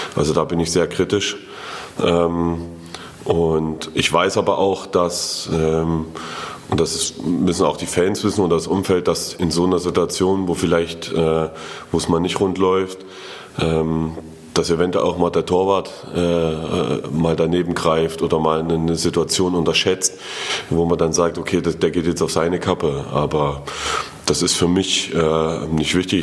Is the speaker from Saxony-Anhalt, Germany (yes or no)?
no; Erfurt, Thuringia, Germany; als Erfurter